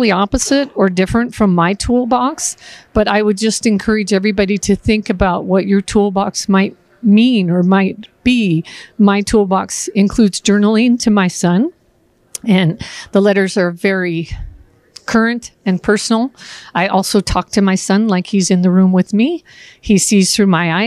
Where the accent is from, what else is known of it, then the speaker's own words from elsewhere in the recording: Bothell, Washington, United States; I'm from Bothell, Washington